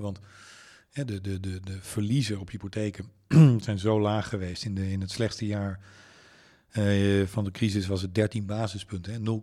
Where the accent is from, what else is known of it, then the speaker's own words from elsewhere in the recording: Leeuwarden, Friesland, Netherlands; ik ben in Leeuwarden opgegroeid